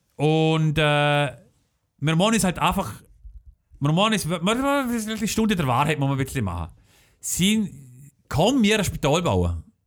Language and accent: German; Schellenberg, Liechtenstein; Es ist meine Heimat Heimatgemeinde